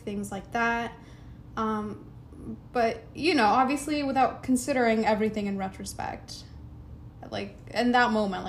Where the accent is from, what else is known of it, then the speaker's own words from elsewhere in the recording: United States; also born or lived in Eritrea; My brother and I obviously have the opportunities to grow up here, which, you know, now we know English, we go to school here.